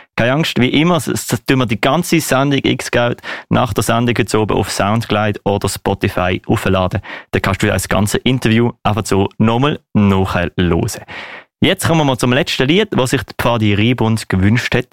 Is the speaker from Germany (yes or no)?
no; Basel, Basel-Stadt, Switzerland; wir Baslerinnen und Basler